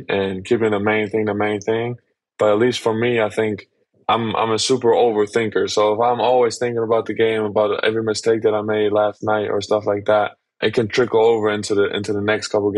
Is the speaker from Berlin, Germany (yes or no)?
yes; Berlin, Germany; now in Orlando, United States; my hometown team, Alba Berlin